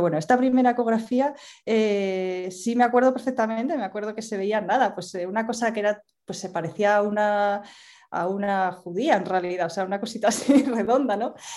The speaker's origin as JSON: {"language": "Spanish", "region": "Asturias", "country": "Spain", "said": "yo soy de Asturias y en estos momentos vivo en Asturias también"}